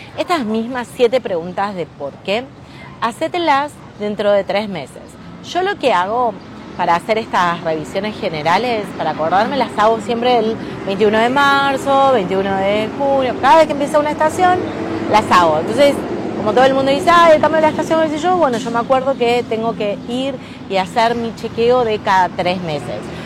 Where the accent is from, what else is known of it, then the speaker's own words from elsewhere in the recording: Rosario, Santa Fe, Argentina; Estoy ahora en Nueva York, pero soy una emprendedora de Rosario